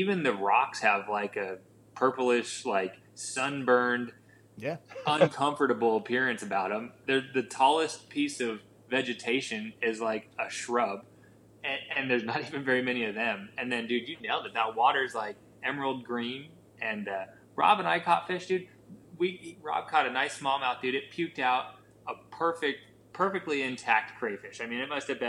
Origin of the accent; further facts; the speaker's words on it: Wyoming, United States; where I spent time growing up in Wyoming, the western part of the state